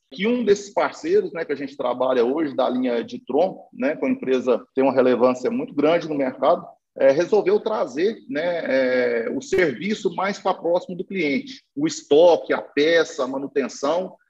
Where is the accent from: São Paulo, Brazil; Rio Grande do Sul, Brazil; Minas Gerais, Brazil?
Minas Gerais, Brazil; a gente e mineiro